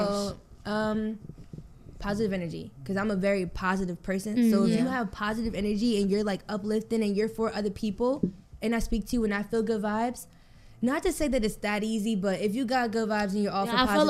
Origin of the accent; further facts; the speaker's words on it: New York, United States; I'm from New York.